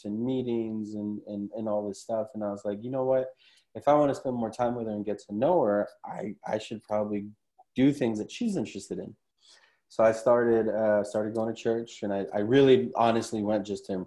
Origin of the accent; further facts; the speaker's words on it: Huntington Park, California, United States; now in Orange County, United States; I grew up in Huntington Park, which is right next to Compton